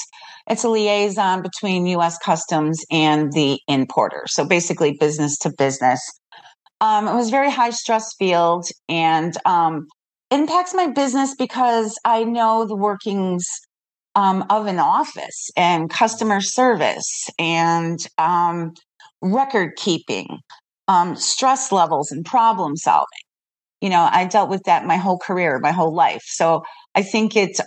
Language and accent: English; Chicago, Illinois, United States; moved away as an adult; I'm actually from Chicago, and I've been here now for 12 years